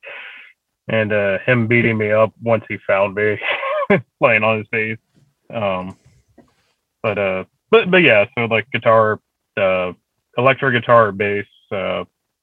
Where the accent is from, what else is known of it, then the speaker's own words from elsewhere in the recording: Oklahoma, United States; also born or lived in Redding, California; I'm from California, which I was born in the northern part of California in Redding. So was out there until I was seven, and then I moved out to Oklahoma